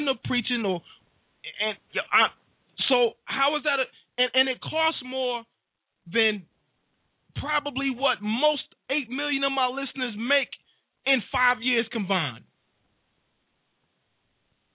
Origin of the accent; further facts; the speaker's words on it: Wilson, North Carolina, United States; Wilson NC, big up my hometown